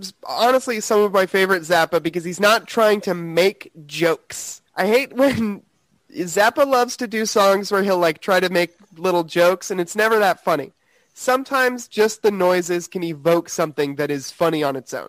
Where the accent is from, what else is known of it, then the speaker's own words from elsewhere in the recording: Broken Arrow, Oklahoma, United States; I grew up in Broken Arrow